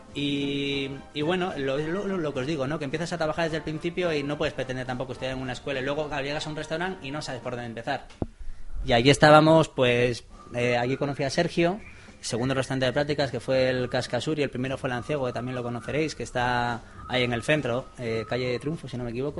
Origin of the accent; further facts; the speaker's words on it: Santander, Cantabria, Spain; now in Gipuzkoa, Spain; vengo de Santander, lo primero, no soy vasco